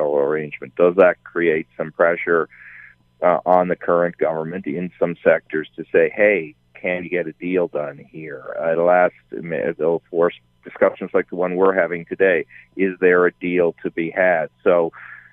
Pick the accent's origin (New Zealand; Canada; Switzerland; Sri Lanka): Canada; Newfoundland and Labrador; So I'm a Newfoundlander. That may be being portrayed by my accent right now